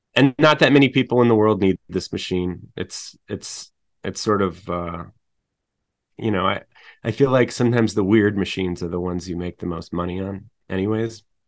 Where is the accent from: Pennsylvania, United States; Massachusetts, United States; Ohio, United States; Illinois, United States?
Illinois, United States; Chicago; I'm from Chicago